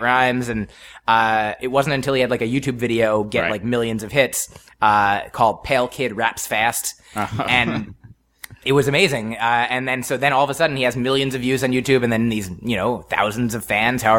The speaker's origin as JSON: {"language": "English", "region": "New Jersey", "country": "United States", "also_born_or_lived": "Boston, Massachusetts", "moved": "yes", "said": "I'm from New Jersey originally."}